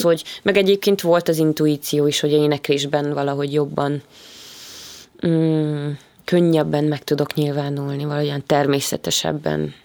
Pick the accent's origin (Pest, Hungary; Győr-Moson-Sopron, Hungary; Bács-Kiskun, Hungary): Pest, Hungary; Gödöllő; Ugye én gödöllői vagyok, és tulajdonképpen az egész gyerekkoromat gödöllön töltöttem